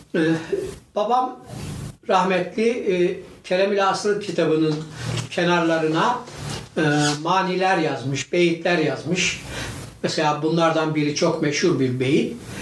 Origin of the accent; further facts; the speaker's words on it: Divriği, Sivas Province, Turkey; now in Istanbul, Turkey; Divriğinin Kırkgöz köyünde doğmuşum.